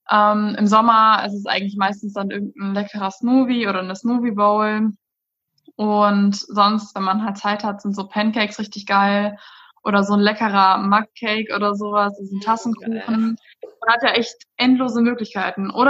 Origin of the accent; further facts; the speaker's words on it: Rhein-Sieg-Kreis, North Rhine-Westphalia, Germany; ich komme aus dem Rhein-Sieg-Kreis.